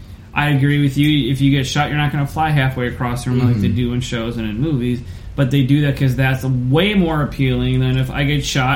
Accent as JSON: {"language": "English", "region": "Minnesota", "country": "United States", "said": "if I'm from Minnesota and I go to Kansas, like, country, Missouri, I'm going to sound like I'm a freaking, like, Canadian."}